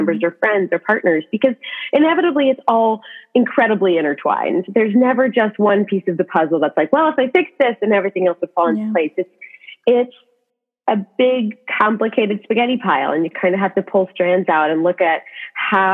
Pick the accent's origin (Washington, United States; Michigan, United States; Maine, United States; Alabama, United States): Washington, United States; I was actually from Washington originally.